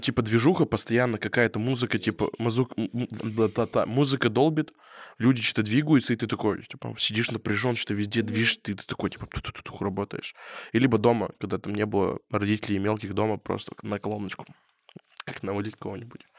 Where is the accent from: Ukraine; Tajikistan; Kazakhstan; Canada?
Kazakhstan; я из Казахстана